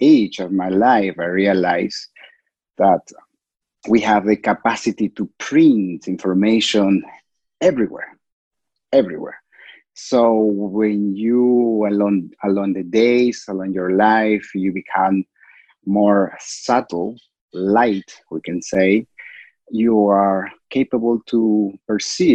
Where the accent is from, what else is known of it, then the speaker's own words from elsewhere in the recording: Cusco, Peru; I originally from Cusco. I'm from Cusco, Peru